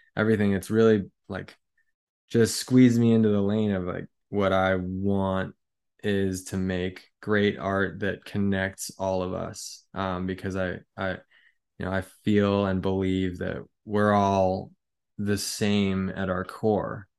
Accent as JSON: {"language": "English", "country": "United States", "said": "as an American"}